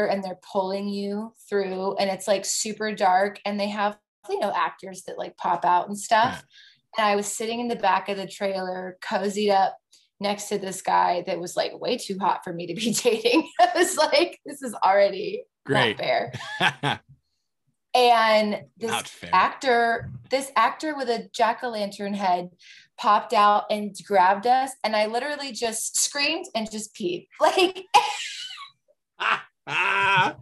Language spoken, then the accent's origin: English; Roseville, California, United States; moved away as an adult; now in Los Angeles, United States; my hometown, which is Roseville, Antelope